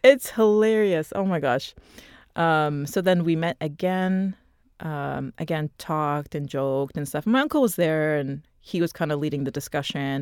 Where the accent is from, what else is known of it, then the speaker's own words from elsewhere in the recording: Toronto, Ontario, Canada; I was born in Toronto. We grew up in Toronto